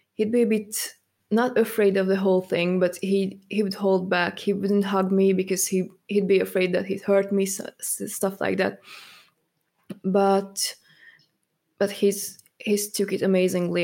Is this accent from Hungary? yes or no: yes; Hungary; moved away as an adult; also born or lived in Germany; now in United Kingdom; I'm actually from Hungary